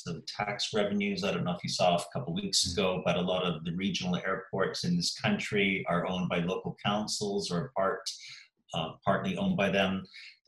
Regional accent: Canada; also born or lived in Sheffield, England; now in Eastbourne, United Kingdom; my home country, Canada

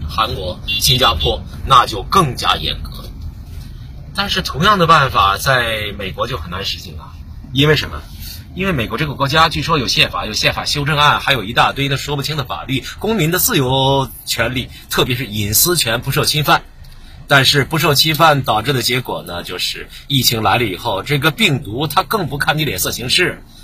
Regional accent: China; 我们中国人

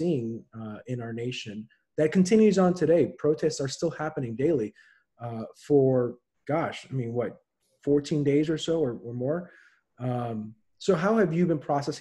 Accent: Los Angeles, California, United States; I was born and raised in the city of Los Angeles

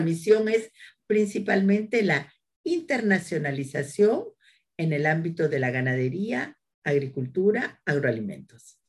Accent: Peru; now in France; soy peruana

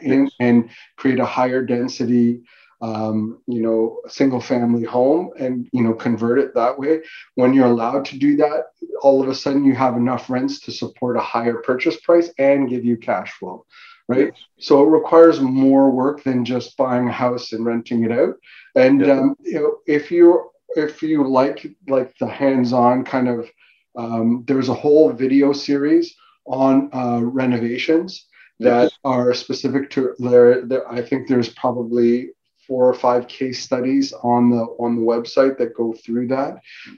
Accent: North York, Ontario, Canada; because I was from North, I started in North York, we moved, you know, east, and then we moved out to the Durham region, right?

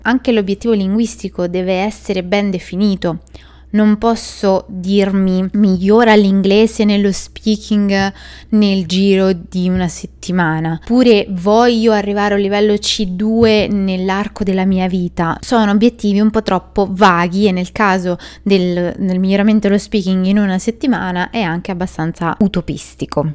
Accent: Italy; noi italiani

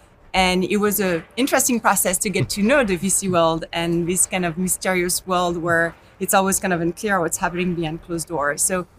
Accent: Lille, Hauts-de-France, France; English is a second language; moved away as an adult; also born or lived in Silicon Valley, United States; now in United States; As Ryan mentioned, I joined Storm Ventures 5 years ago. I have an accent. You probably heard it. I was born in France, grew up in France, got my in a small town in the north of France called Lille.

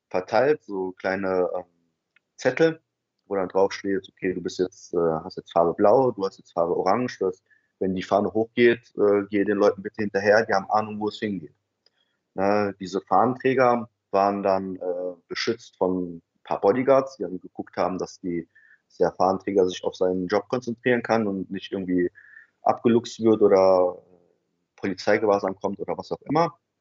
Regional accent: Germany; ich war ein ähm, Deutscher in einer migrantischen äh, Mehrheitsgesellschaft

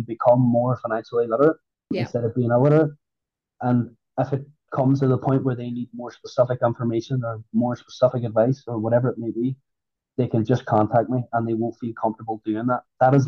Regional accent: Northern Ireland, United Kingdom; I'm from Northern Ireland.

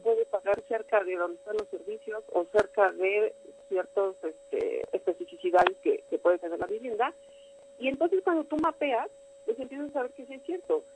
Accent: Mexico; como mexicanos

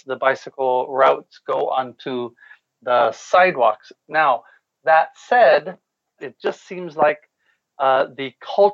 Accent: Las Vegas, Nevada, United States; moved away as an adult; also born or lived in Korea; now in Seoul, South Korea; I'm from Las Vegas, and I've been living in Korea for, this October will be 20 years.

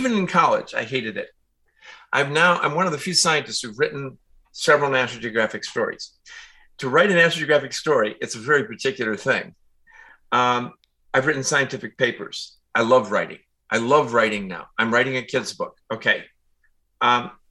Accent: Chicago, Illinois, United States; I grew up in Chicago, out in the suburb

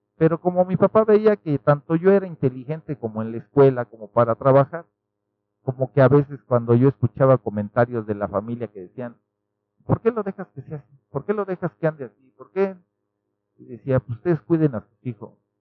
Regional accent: Nezahualcóyotl, State of Mexico, Mexico; yo nací en Ciudad Neza

